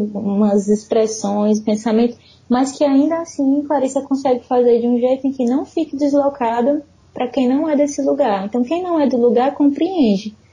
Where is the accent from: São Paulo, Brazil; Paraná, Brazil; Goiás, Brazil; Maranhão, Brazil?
Maranhão, Brazil; São Luís; moved away as an adult; now in Fortaleza, Brazil; Eu tenho 31 anos, eu cresci em São Luís.